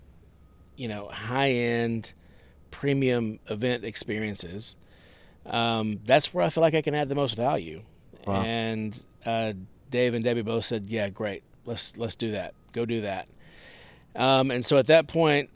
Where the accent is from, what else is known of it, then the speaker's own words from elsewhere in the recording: Nashville, Tennessee, United States; I grew up in Nashville